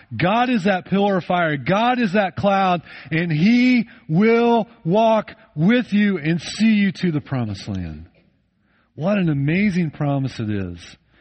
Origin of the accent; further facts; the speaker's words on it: United States; I grew up in the United States of America